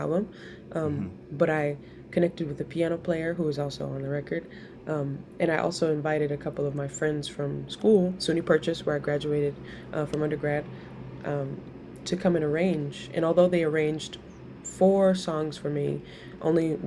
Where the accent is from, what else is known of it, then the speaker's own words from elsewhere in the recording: New York City, New York, United States; I'm from the Bronx